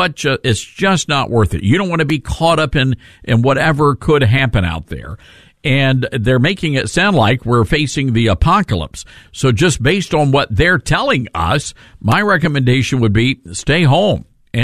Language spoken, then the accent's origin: English; Memphis, Tennessee, United States; our folks in Memphis, Tennessee, my hometown